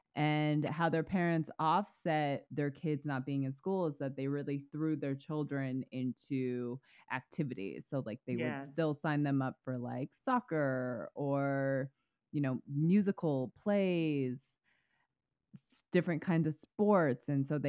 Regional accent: Vermont, United States; growing up in Vermont who was homeschooled.

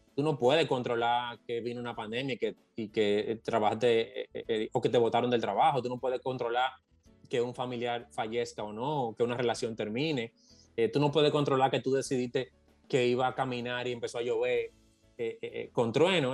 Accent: Dominican Republic; lo que somos de, provincias

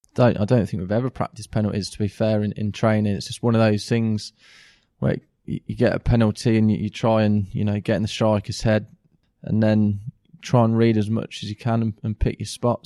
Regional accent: Kettering, East Midlands, United Kingdom; also born or lived in Sheffield; I'm a Ketram-born lad. So I went through the Ketram youth team

